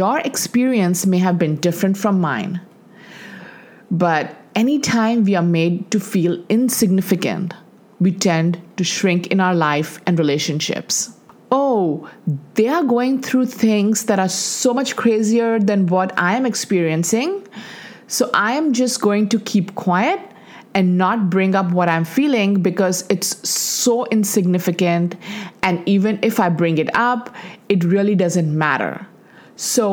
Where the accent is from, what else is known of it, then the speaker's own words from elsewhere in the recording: Dubai, United Arab Emirates; moved away as an adult; also born or lived in India; We grew up in Dubai, and in the 80s, when we graduated from high school, there were no colleges in Dubai